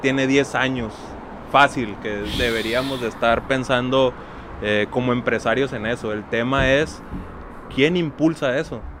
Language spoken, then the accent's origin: Spanish; Mexico; como, como mexicanos